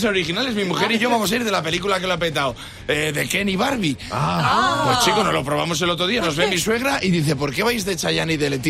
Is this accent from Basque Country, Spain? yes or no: no; Valladolid, Castile and León, Spain; Los que somos de Valladolid